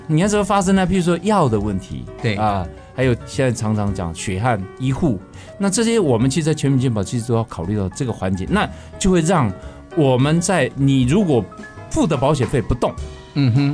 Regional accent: Taiwan; 我们中国人的台湾这边的社会

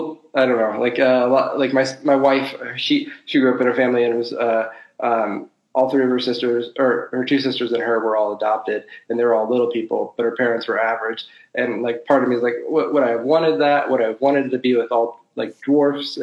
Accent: South Bend, Indiana, United States; Born, raised, and currently living in South Bend, Indiana

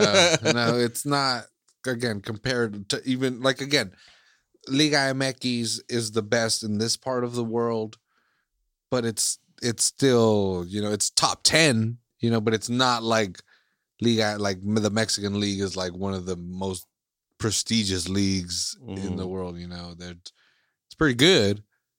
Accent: Iceland; English is a second language; now in United States; like I'm from Iceland, you know, like I was born and raised in Iceland, but now I live in the States.

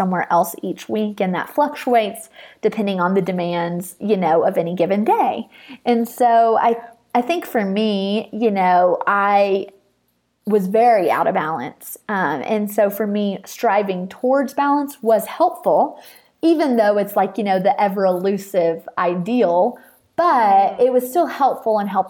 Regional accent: Nashville, Tennessee, United States; I'm from Nashville

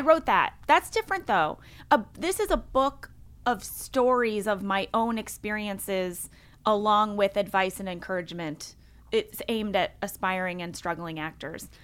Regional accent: St. Louis, Missouri, United States; moved away; also born or lived in Fort Wayne, Indiana; Grew up in Saint Louis, Missouri. I was born in Fort Wayne, Indiana, um, but I lived in Sa-, I grew up in Saint Louis, Missouri

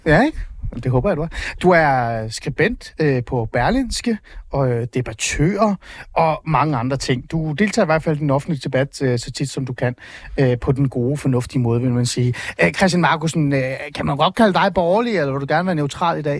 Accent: East Jutland, Central Denmark Region, Denmark; i Østjylland, hvor jeg er fra

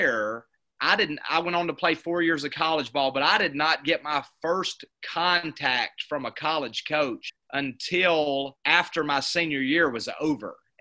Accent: Hamilton, Alabama, United States; moved away as an adult; now in Ozark, United States; I'm actually from Hamilton, Alabama, which is right on the Alabama-Mississippi line. After my senior year at Hamilton High School

